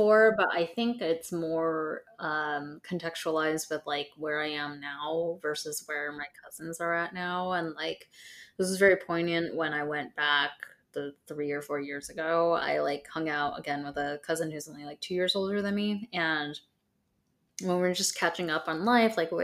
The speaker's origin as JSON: {"language": "English", "region": "Southern California", "country": "United States", "tie": "born or raised there", "said": "and I both grew up in Southern California"}